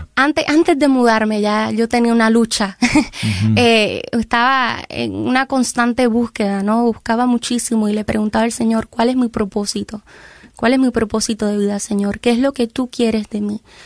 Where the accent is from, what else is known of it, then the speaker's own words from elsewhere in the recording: Ciales, Puerto Rico; Somos del pueblo de Ciales, Ciales, Puerto Rico, queda exactamente en el centro de la isla.